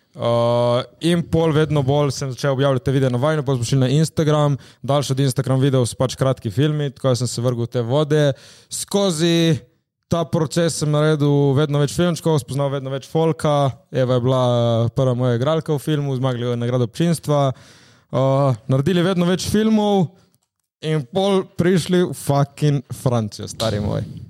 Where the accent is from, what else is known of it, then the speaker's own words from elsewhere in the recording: Slovenia; smo iz Slovenije